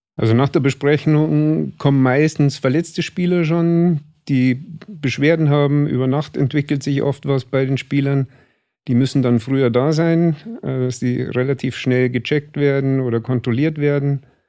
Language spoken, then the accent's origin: German; Starnberg, Bavaria, Germany; also born or lived in Chiemsee; Ich bin in Starnberg hier aufgewachsen